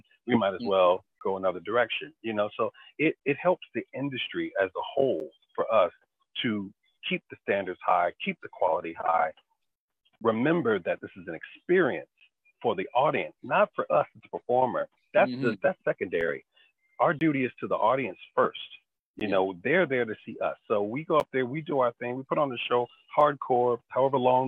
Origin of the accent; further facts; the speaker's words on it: Chicago, Illinois, United States; a young African-American kid growing up in Chicago